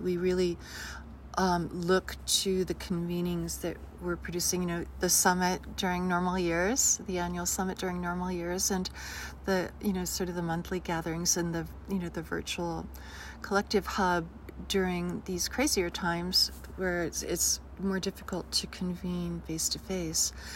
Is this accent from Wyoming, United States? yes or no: yes; Jackson, Wyoming, United States; moved away as an adult; also born or lived in Los Angeles; my hometown